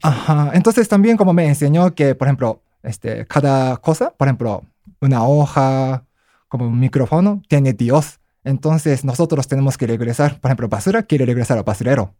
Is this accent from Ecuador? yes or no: no; Japan; Spanish is a second language; moved away as an adult; now in Mexico; yo nunca he trabajado en Japón porque cuando tenía 22 años salí de Japón